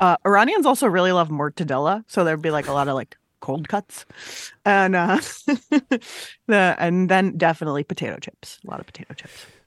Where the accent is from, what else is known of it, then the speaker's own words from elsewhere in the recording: San Diego, California, United States; I grew up in San Diego